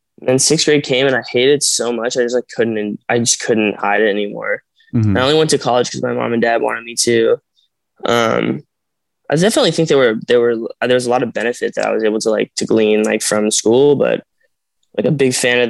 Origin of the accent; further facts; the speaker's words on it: Arizona, United States; I'm from Arizona and my parents are not like in the entertainment industry